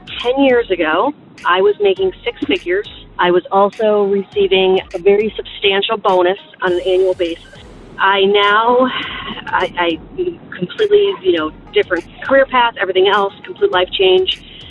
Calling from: Pennsylvania, United States; I'm calling from Pennsylvania.

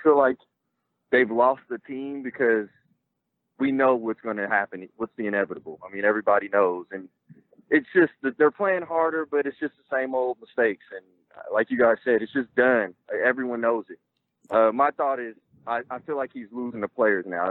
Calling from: Oklahoma City, Oklahoma, United States; I'm calling from Oklahoma City.

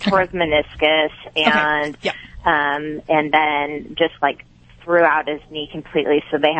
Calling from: Bellingham, Washington, United States; From Bellingham.

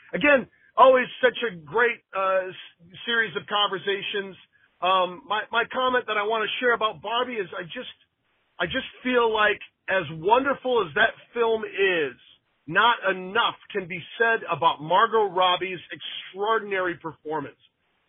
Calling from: Los Angeles, California, United States; I'm calling from Los Angeles, California.

